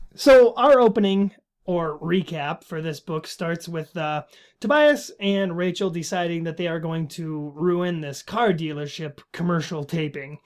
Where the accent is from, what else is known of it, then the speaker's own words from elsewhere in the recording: Minnesota, United States; I am from Minnesota. I live in Minnesota